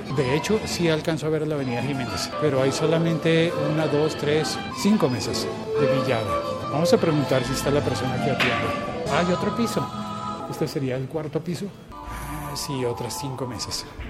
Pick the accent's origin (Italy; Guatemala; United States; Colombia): Colombia; una realidad que a mí me tocó de niño, pero que gracias a Dios ya no existe en mi país